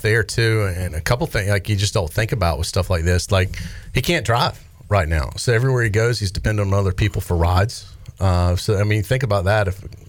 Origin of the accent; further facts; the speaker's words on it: Raleigh, North Carolina, United States; now in Greenville, United States; even though I'm from here now, I didn't grow up here. I grew up in Raleigh.